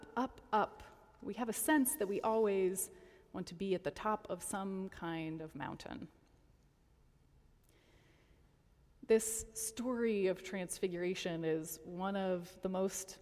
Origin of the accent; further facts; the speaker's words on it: Colorado, United States; now in Detroit, United States; Now, I grew up in Colorado